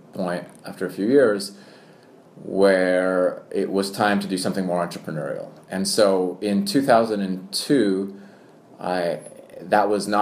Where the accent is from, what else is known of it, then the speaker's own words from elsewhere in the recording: Canada; accent: American; moved away as an adult; also born or lived in Poland / Tokyo, Japan / Singapore / London, United Kingdom; now in Hong Kong; born in Poland, then my American accent comes from watching too much American television, but I grew up in Canada and moved to Asia 16 years ago.